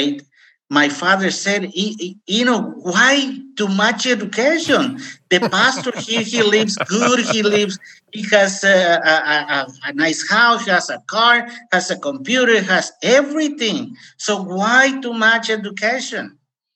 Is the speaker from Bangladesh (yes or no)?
no; Mexico; English is a second language; moved away as an adult; also born or lived in California, United States / Costa Rica; now in United States; at age 19, I left my home state and immigrated to United States. In fact, I didn't finish my high school in Mexico